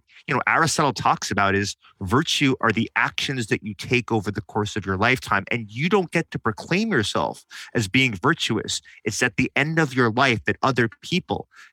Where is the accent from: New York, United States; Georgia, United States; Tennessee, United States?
New York, United States; Growing up in New York